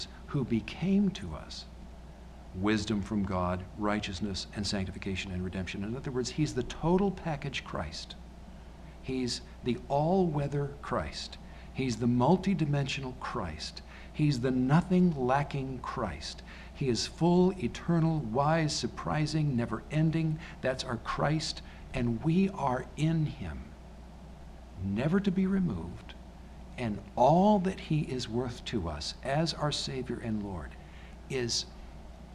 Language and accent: English; United States; I'm an American